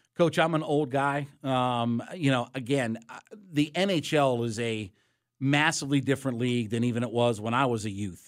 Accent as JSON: {"language": "English", "region": "Northeast Ohio", "country": "United States", "tie": "born or raised there", "said": "I grew up in Northeast Ohio."}